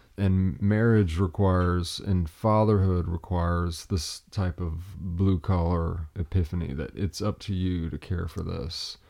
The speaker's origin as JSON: {"language": "English", "region": "Appalachia", "country": "United States", "said": "I'm a lumberjack from Appalachia."}